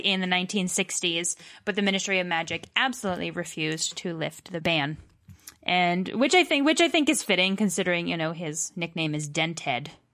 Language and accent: English; Massachusetts, United States; I'm from Massachusetts and can say a lot of British words